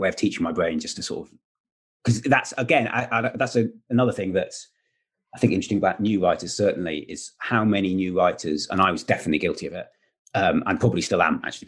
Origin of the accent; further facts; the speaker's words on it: Wales, United Kingdom; I'm Welsh